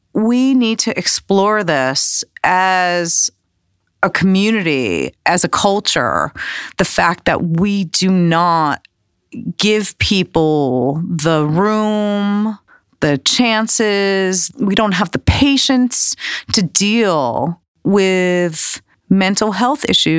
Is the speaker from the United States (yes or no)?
yes; Manhattan, New York, United States; I thought we were going to talk about growing up in Manhattan at a particular time in the early 2000s and sort of watching all these different subcultures become popular